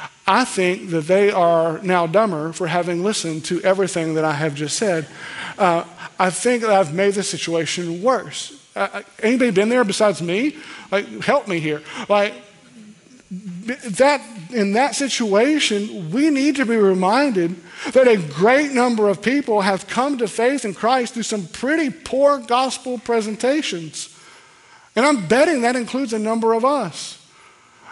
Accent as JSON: {"language": "English", "region": "Kentucky", "country": "United States", "said": "We're from Kentucky."}